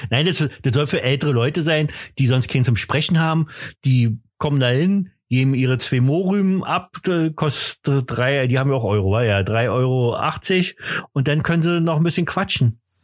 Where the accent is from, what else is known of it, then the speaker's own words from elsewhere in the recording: East Germany, Germany; komme ich ja nur aus dem Osten